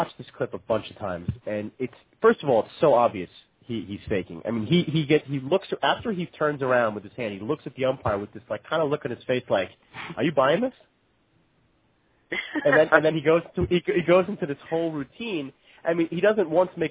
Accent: New York, United States; We're from New York

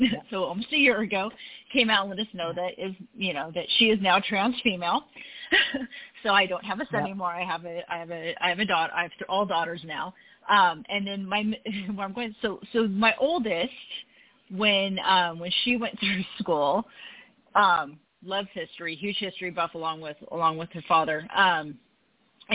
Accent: California, United States; also born or lived in Utah; I grew up in California

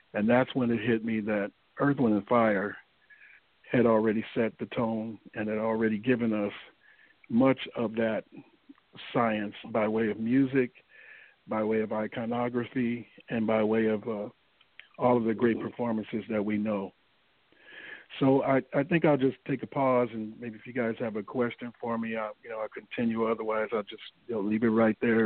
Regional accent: St. Louis, Missouri, United States; moved away as an adult; now in Los Angeles, United States; originally, I'm from St. Louis, Missouri. I relocated to Los Angeles in uh, 1983.

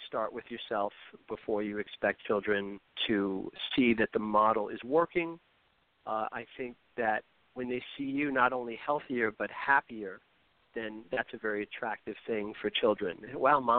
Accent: New York City, New York, United States; I grew up in New York City

